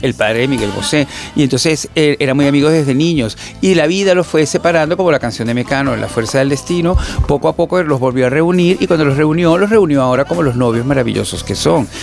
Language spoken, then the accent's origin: Spanish; Venezuela; nosotros en Latinoamérica, como los, venezolanos